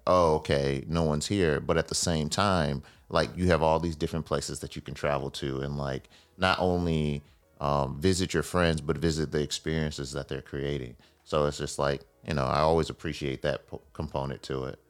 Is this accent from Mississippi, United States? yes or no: yes; Mississippi, United States; I grew up in Mississippi